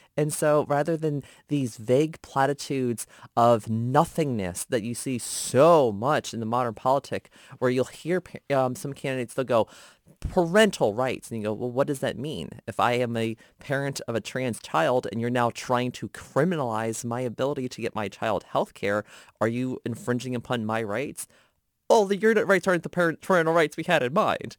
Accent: Gainesville, Virginia, United States; reporting for my hometown newspapers, Gainesville Times, Prince William Times

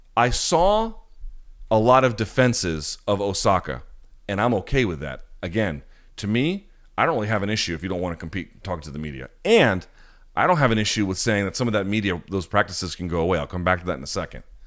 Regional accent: United States; as an American

